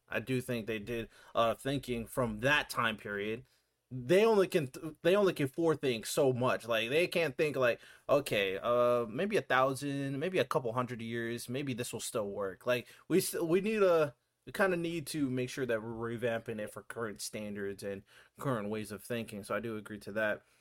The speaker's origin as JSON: {"language": "English", "country": "United States", "said": "as an American"}